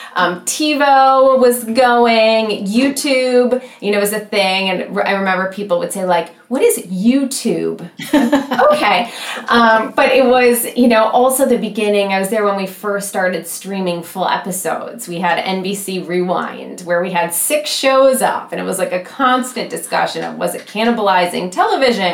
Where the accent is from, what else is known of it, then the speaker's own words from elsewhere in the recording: Michigan, United States; I'm from Michigan, very proud of it.